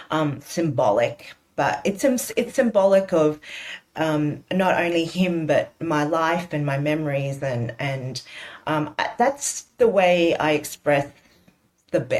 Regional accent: Australia; I am proudly Chinese, I'm proudly Australian, and this is how I cook.

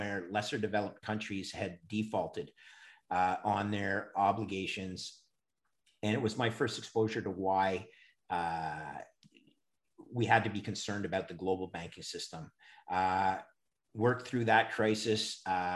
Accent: Montreal, Quebec, Canada; I'm a Canadian. I grew up in Montreal

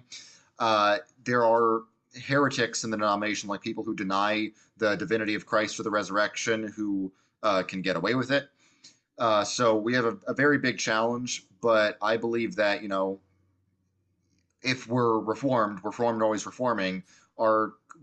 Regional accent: New York, United States; I grew up in the New York public school, very secular environment

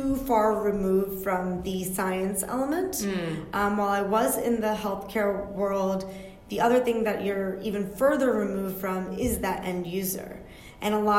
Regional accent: Yorktown, Virginia, United States; I was born and raised in Yorktown, Virginia

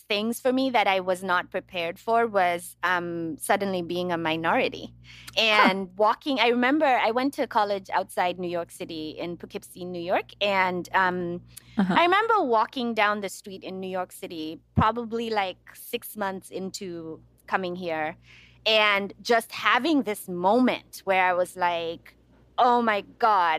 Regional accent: Nairobi, Kenya; moved away as an adult; also born or lived in United States; grew up in Nairobi, Kenya, and then I moved to the U.S. in 2001 for college. So all of my formative years was spent in Nairobi.

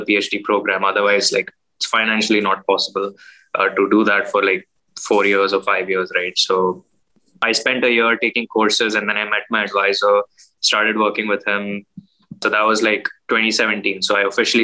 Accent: Mumbai, Maharashtra, India; moved away as an adult; also born or lived in United States; now in Michigan, United States; I was born in Mumbai, India. That was 1994. I grew up, you know, in Mumbai, in the suburbs.

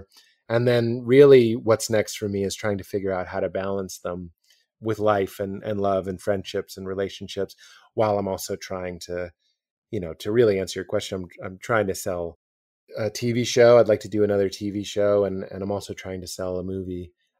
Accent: Boston, Massachusetts, United States; I look like a youth pastor. I'm from Boston. I was religious. I was married.

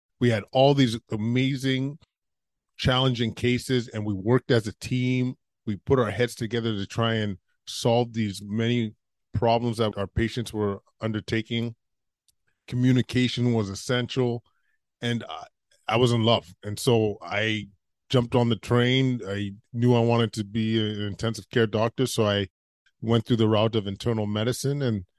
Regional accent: Edmonton, Alberta, Canada; Yeah, I grew up in Edmonton, Alberta, went to med school out there.

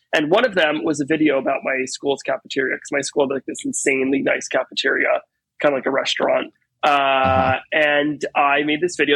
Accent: Teaneck, New Jersey, United States; now in New York City, United States; I was born and raised in Teaneck, New Jersey, um, which is actually very close to Manhattan

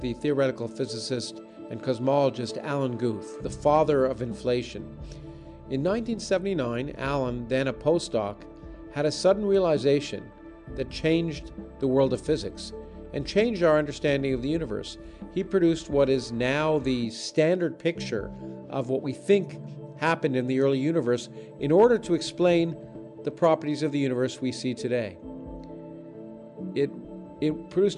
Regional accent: New York, United States; I was born in New York

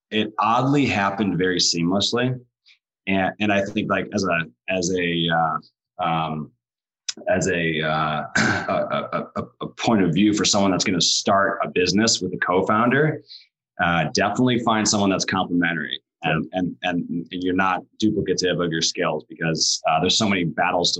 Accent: Cleveland, Ohio, United States; moved away; I'm also from Cleveland, Ohio

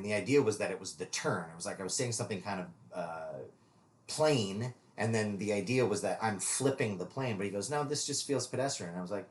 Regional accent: Minnesota, United States; born or raised there; moved away

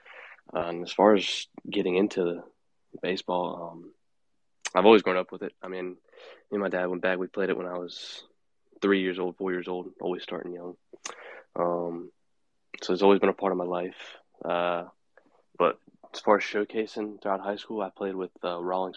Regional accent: Fuquay-Varina, North Carolina, United States; a small town 20 minutes outside of Raleigh called Fuquay Varina. I went to high school there

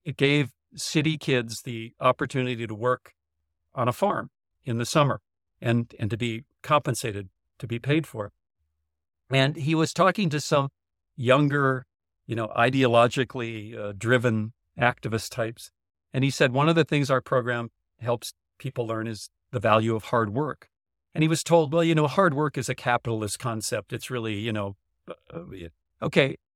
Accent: North Dakota, United States; growing up in North Dakota.

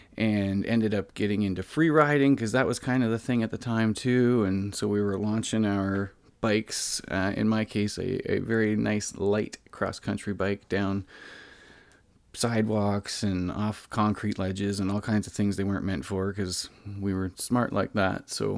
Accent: Orillia, Ontario, Canada; I grew up in Ontario in a small city called Orillia. It's about an hour and a half north of Toronto.

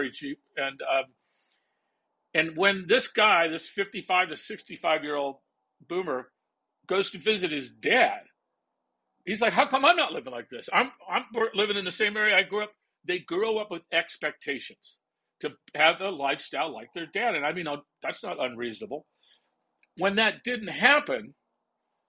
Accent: California, United States; I grew up in California

